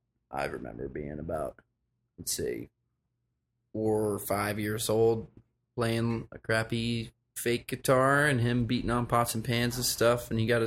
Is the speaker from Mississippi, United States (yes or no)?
no; the mountains of North Carolina, United States; also born or lived in Richmond, Virginia; I was born in Richmond, Virginia, but I grew up in the mountains of North Carolina, Asheville, Black Mountain, Ridgecrest, Swannanoa, Old Fort. Moved around a lot. But I remained in the mountains my entire youth for the most part.